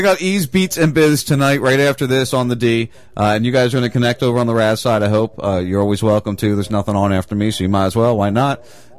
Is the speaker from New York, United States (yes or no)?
no; New Jersey, United States; now in Florida, United States; I'm from Jersey. I'm from South Jersey. So you know, I grew up right outside Philly.